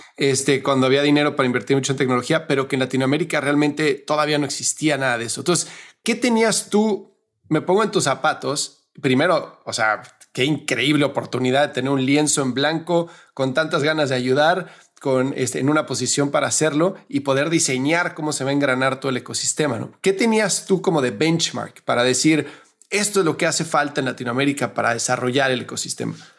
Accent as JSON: {"language": "Spanish", "country": "Mexico", "said": "como decimos en México"}